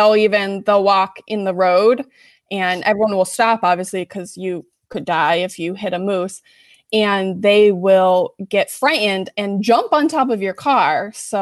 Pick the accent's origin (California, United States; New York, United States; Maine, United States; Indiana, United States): Maine, United States; now in Cape Cod, United States; I'm in Cape Cod, Mass. And I grew up in Maine.